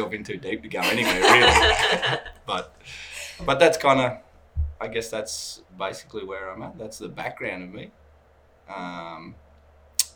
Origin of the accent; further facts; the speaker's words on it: Australia; also born or lived in Canada; now in Calgary, Canada; I'm come from Australia